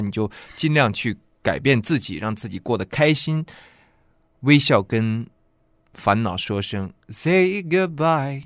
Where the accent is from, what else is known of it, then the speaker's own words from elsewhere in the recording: Heilongjiang, China; moved away; 我老家是黑龙江省